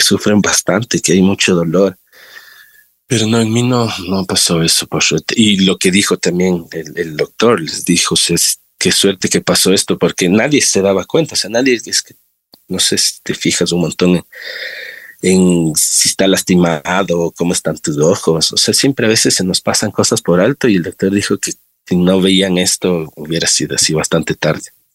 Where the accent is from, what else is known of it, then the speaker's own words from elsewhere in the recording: Quito, Pichincha, Ecuador; yo soy de acá de Quito. Eh, nací en el Valle de los Chillos. Eh, crecí igual en Los Chillos